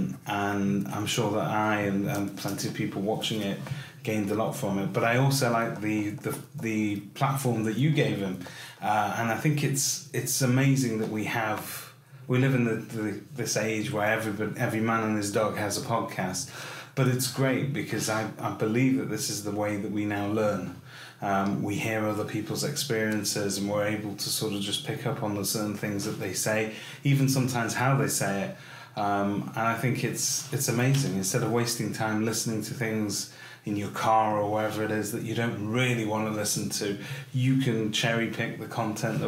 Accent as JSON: {"language": "English", "town": "Salford", "region": "North West England", "country": "United Kingdom", "tie": "born or raised there", "also_born_or_lived": "North Manchester", "said": "I was born in Salford, so not far down the road from here at the moment, and I've worked and lived in sort of North Manchester all my life."}